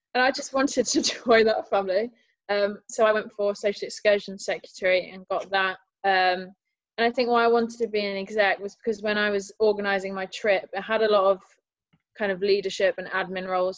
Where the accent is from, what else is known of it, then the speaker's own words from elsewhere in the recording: Nottingham, East Midlands, United Kingdom; moved away as an adult; now in Leeds, United Kingdom; I'm from Nottingham